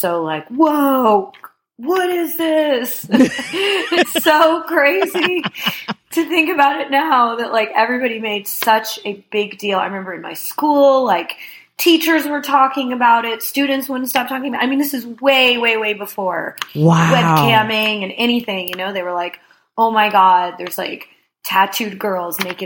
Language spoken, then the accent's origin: English; New Jersey, United States; also born or lived in Brooklyn, New York; I grew up in North Jersey, so I spent a lot of time in New York